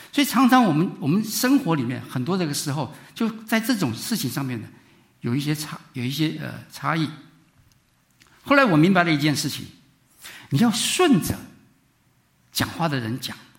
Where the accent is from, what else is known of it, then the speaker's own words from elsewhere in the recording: Taiwan; moved away as an adult; now in United States; 我是从台湾过来， 念书的时候